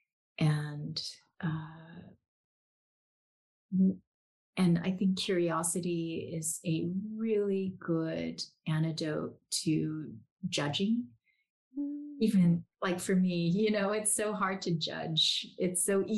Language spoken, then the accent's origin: English; South Korea; moved away; I grew up Korean in Korea